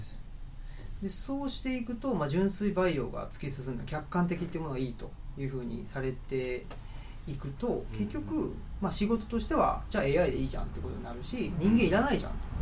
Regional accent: Urawa, Saitama, Japan; moved away as an adult; now in Higashiyoshino, Japan; 僕は埼玉県の浦和ってとこで育ったんですけど

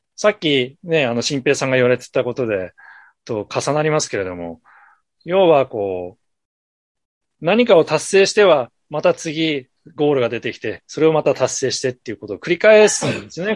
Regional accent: Ashikaga, Tochigi, Japan; moved away; also born or lived in Tokyo / New York; 僕は栃木県の足利市というところの出身なんですけど

